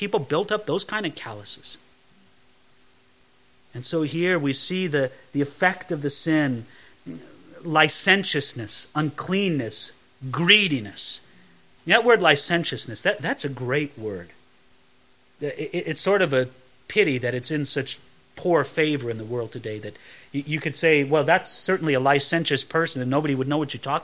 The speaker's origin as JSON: {"language": "English", "region": "California", "country": "United States", "tie": "born or raised there", "said": "growing up in California"}